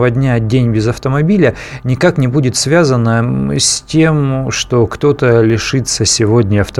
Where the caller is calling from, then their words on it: Vladimir, Vladimir Oblast, Russia; А, здравствуйте, город Владимир.